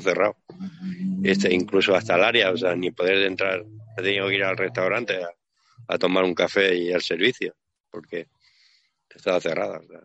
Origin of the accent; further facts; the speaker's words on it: Barcelona, Catalonia, Spain; yo soy catalán, ¿no? Bueno, soy de Barcelona